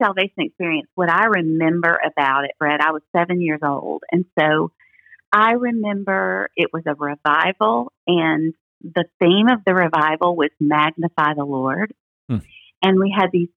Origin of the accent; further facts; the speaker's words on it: Memphis, Tennessee, United States; I was born in Memphis, Tennessee, in the Baptist Hospital in Memphis, Tennessee, and I grew up in a Christian home